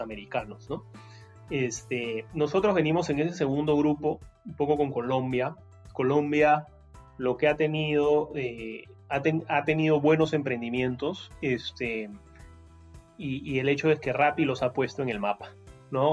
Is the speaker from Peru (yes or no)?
yes; Peru; en Perú somos